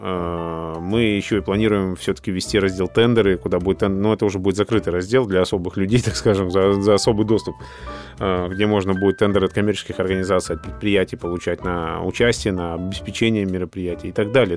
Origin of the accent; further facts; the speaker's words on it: Izhevsk, Udmurtia, Russia; now in Moscow, Russia; ивент-агентство в городе Ижевске, у нас на родине